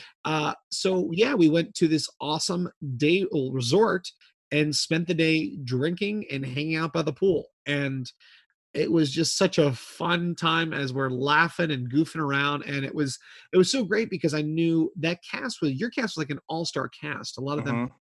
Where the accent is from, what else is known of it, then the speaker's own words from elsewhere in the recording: East Coast, United States; I grew up on the East Coast